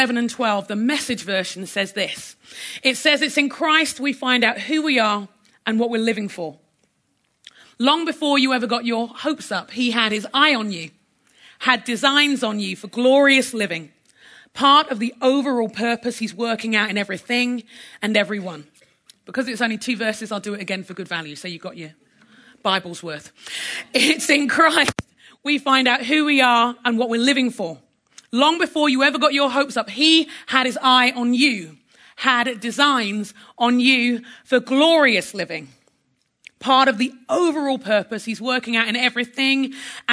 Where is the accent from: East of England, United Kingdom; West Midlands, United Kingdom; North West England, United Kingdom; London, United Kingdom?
London, United Kingdom; now in United States; My heritage, I'm Nigerian by heritage. I'm a Londoner by birth. I live in America by passport